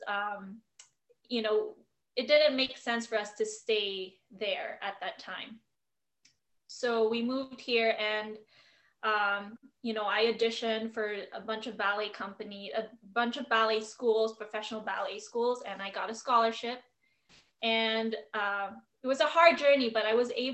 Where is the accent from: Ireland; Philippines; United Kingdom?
Philippines; now in United States; I was born and raised in the Philippines